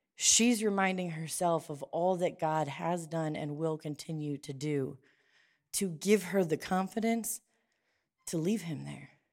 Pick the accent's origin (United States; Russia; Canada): United States; Perry, Ohio; I grew up in Perry and, like, the top of Jackson Avenue